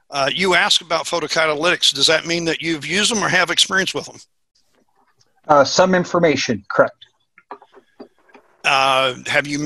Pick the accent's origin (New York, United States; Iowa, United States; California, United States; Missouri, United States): Missouri, United States; And as I said, I'm from Missouri.